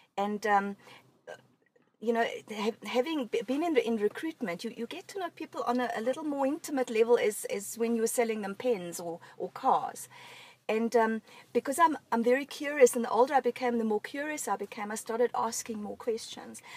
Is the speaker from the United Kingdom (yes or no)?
no; Germany; moved away; I grew up in Germany